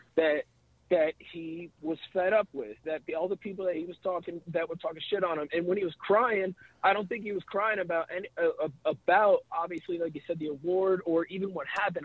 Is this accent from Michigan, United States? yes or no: yes; outside Detroit, Michigan, United States; I grew up outside Detroit